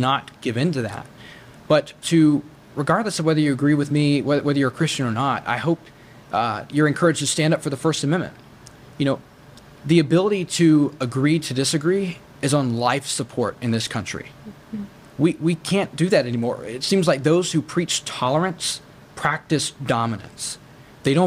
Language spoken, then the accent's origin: English; United States; As an American